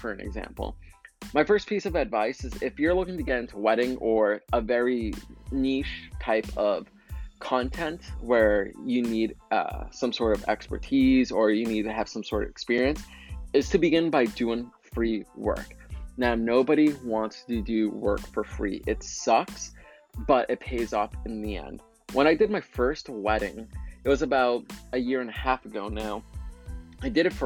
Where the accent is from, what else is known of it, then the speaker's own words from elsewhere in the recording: Waltham, Massachusetts, United States; my hometown, Waltham, Massachusetts